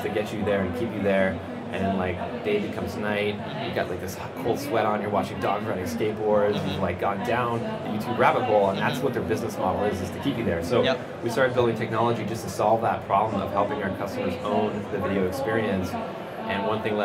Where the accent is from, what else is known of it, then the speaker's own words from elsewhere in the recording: Canada; I'm a Canadian. Born in Canada, I work in Canada